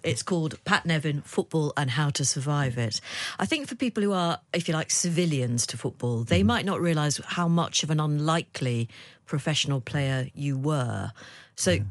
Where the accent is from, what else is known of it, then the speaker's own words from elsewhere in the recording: Liverpool, North West England, United Kingdom; I'm from Liverpool